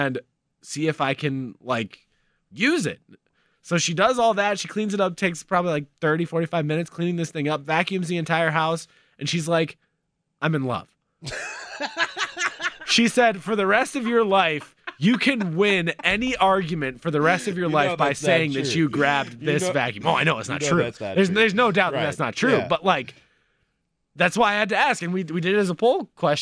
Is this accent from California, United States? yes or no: yes; California, United States; moved away; I grew up in California